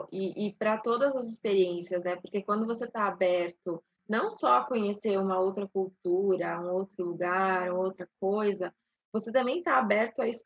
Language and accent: Portuguese; São Paulo, Brazil; now in Curitiba, Brazil; eu moro em Curitiba desde 2002. A gente é de São Paulo, interior